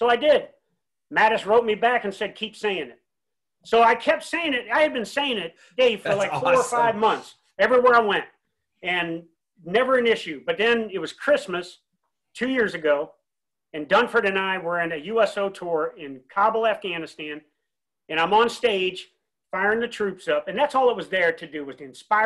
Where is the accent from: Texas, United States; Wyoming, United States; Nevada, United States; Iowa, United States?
Iowa, United States; Davenport; moved away as an adult; back home in Davenport, Iowa, my hometown